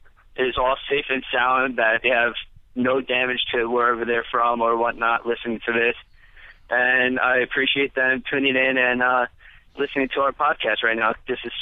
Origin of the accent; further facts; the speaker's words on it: United States; As everybody knows, I am from America.